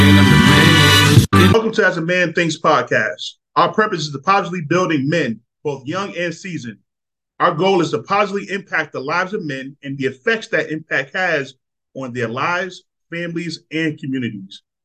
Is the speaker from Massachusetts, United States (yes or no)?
yes; Boston, Massachusetts, United States; moved away; I'm from Boston.